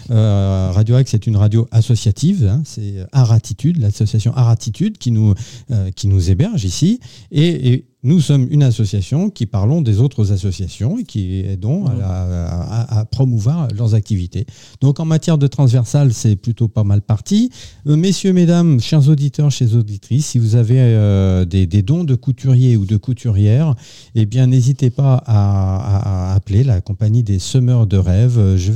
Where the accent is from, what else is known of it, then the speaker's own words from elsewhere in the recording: Burgundy, Bourgogne-Franche-Comté, France; accent: Burgundian; je suis bourguignonne de naissance.